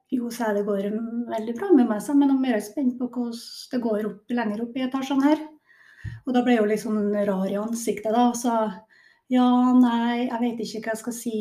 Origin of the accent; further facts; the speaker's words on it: Kristiansund, Møre og Romsdal, Norway; Nordmørsdame, så jeg er jo født og oppvokst i Kristiansund.